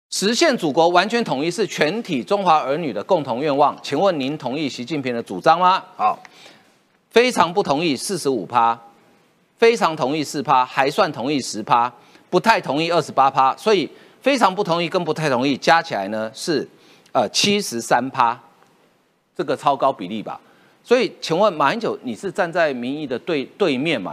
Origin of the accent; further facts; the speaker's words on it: Taiwan; 我台湾人啊